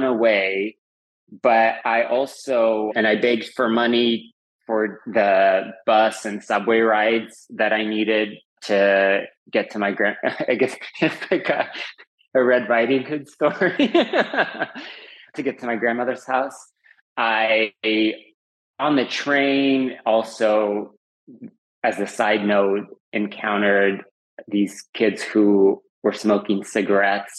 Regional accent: Uzbekistan; moved away; also born or lived in Fremont, California, United States; I'm originally from the former Soviet Union, from Uzbekistan

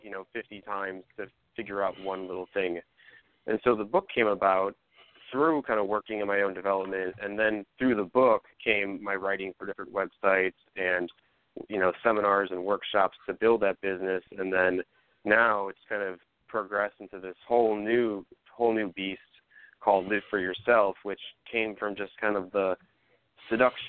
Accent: Lincolnwood, Illinois, United States; I'm born and raised. I grew up in a little suburb called Lincolnwood, which is on the borders of Rogers Park, you know, Chicago and Skokie

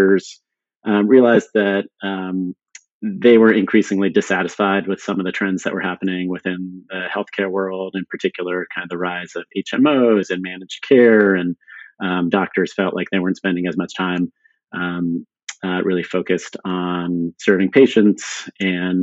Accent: San Diego, California, United States; also born or lived in Sweden; we ended up moving to San Diego when I was six, but grew up in a bilingual household

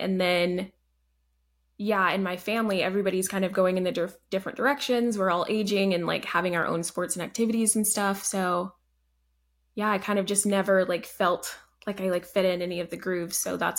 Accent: Alabama, United States; born there; also born or lived in Canada; So I was born in Alabama, lived there for a few years.

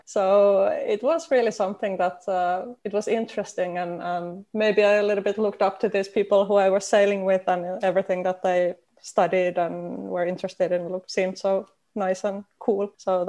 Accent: Finland; Yes, I did.

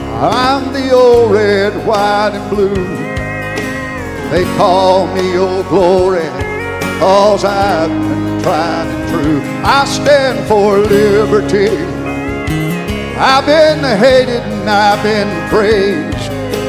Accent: United States; I'm an American.

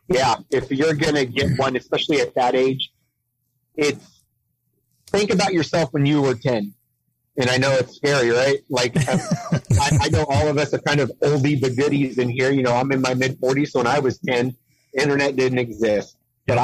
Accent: San Diego, California, United States; moved away; I was born in San Diego. Uh, I've been a city boy my whole life

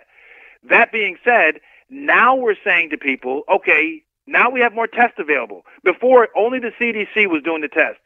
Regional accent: United States; as an American

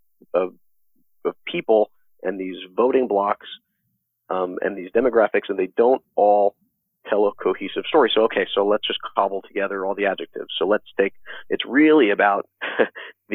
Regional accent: New York City, New York, United States; also born or lived in Louisiana; I grew up in New York City, Long Island, and grew up around pretty much only Democrats

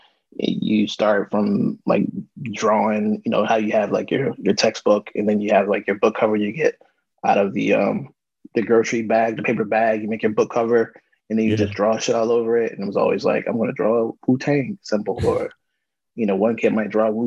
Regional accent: Frederick, Maryland, United States; I'm a guy from Frederick, Maryland.

